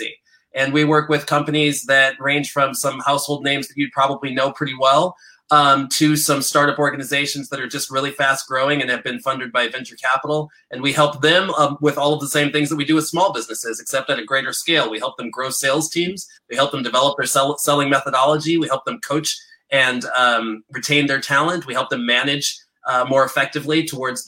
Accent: Chicago, Illinois, United States; now in San Francisco, United States; I'm originally from Chicago

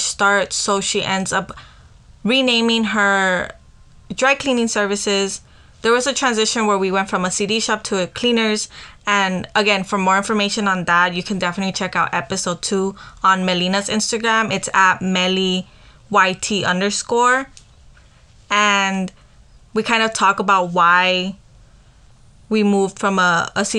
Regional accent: Los Angeles, California, United States; also born or lived in Santa María Yalina, Oaxaca, Mexico; we're from downtown, but equally we're from Yalina

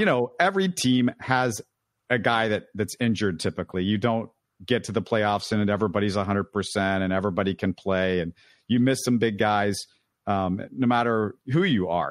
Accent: Houston, Texas, United States; We both born and raised in Houston.

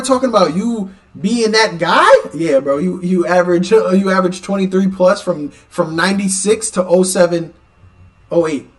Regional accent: New York, United States; I'm from New York

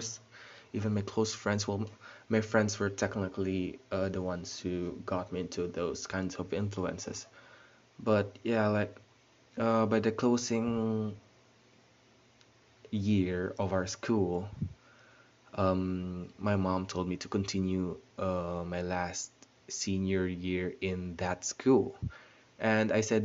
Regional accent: Bacolod, Western Visayas, Philippines; also born or lived in Netherlands; I was born in the Netherlands and was raised here in the Philippines. So yeah, I know how to speak Tagalog naman, marunong naman ako, and I know how to speak Ilonggo because I live in Bacolod.

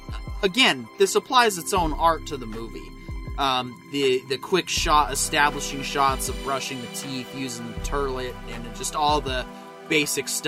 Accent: United States; as an American

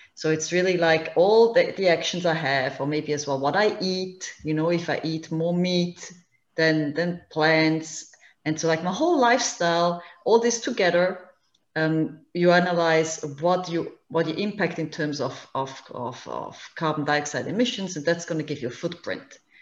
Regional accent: Switzerland; moved away as an adult; now in Hingham, United States; I'm originally from Switzerland um, and moved to the US two and a half years ago with my family.

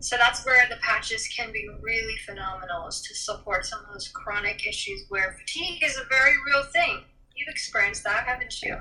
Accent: Midwest, United States; I grew up in the Midwest

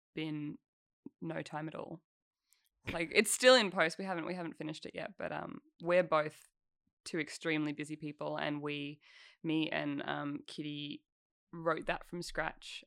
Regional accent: Albury-Wodonga, Australia; I grew up in Albury, Wodonga

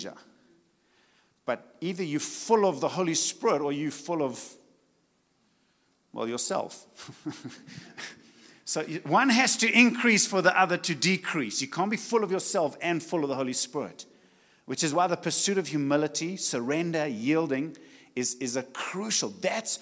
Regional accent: Richards Bay, KwaZulu-Natal, South Africa; I come from Richards Bay, and it's hot.

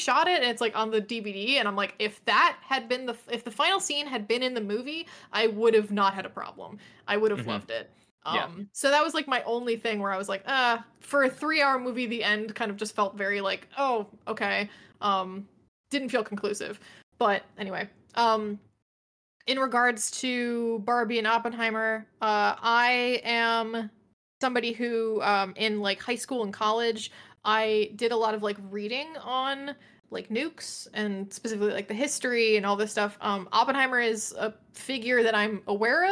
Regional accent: 20 minutes from Fermilab, Illinois, United States; 20 minutes from my hometown

